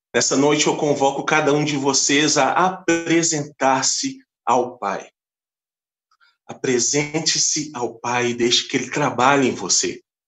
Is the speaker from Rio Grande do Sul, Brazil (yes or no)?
no; Belo Horizonte, Minas Gerais, Brazil; Sou da cidade de Belo Horizonte